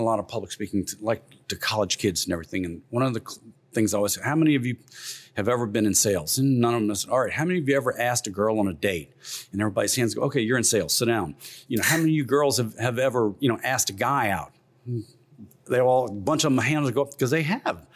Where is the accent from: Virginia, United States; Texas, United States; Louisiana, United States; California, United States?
Louisiana, United States; Morgan City; now in Baton Rouge, United States; I grew up down in Morgan City